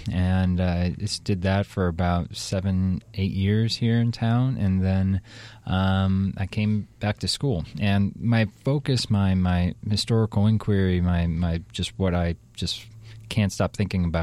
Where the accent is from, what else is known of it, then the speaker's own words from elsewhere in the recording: Ohio, United States; also born or lived in Washington, D.C.; now in Portland, United States; I'm also from Ohio originally, and then I moved around a little bit. Uh, I came to Portland in 2007 from Washington, D.C.